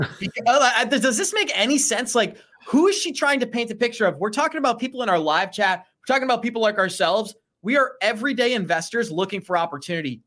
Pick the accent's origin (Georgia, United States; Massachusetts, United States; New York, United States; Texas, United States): Massachusetts, United States; Boston; moved away; I am from Boston. I got family members there